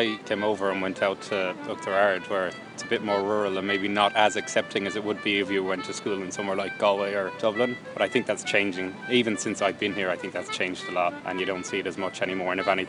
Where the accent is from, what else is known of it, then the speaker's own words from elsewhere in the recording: England, United Kingdom; now in Ireland; because I am English, living here, looking to get an Irish passport as well as my English passport.